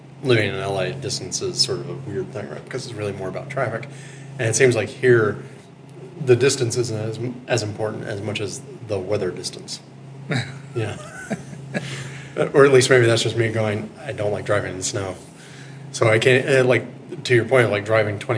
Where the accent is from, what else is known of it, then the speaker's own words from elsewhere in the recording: East Coast, United States; moved away; I grew up on the East Coast